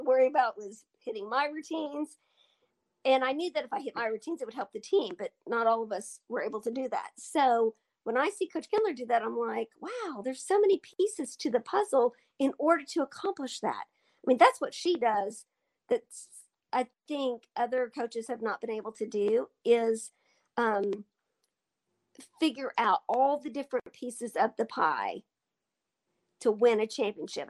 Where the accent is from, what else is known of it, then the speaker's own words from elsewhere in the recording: Altus, Oklahoma, United States; when I moved away from home from Altus to Oklahoma City when I was 11